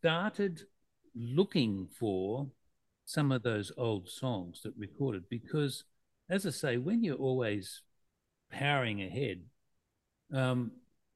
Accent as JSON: {"language": "English", "town": "Mackay", "region": "Queensland", "country": "Australia", "tie": "born or raised there", "moved": "as an adult", "said": "I left my hometown of Mackay"}